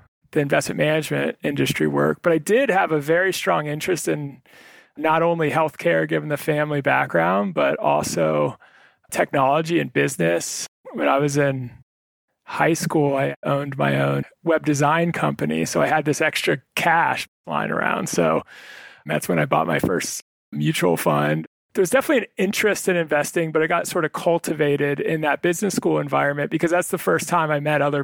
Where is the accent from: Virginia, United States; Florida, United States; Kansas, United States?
Virginia, United States; Northern; moved away; I was originally from Northern Virginia.